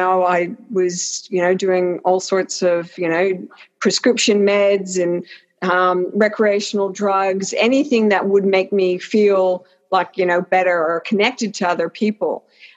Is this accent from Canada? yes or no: yes; Canada; born there; also born or lived in Australia; I was born in Canada, but my parents were Welsh, and lived in Australia for 38 years.